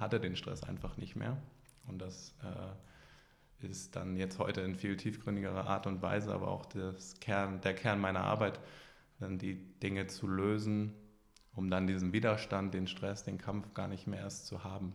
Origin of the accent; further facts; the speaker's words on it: Hamburg, Germany; Ich komme aus Hamburg. Ich bin hier auch geboren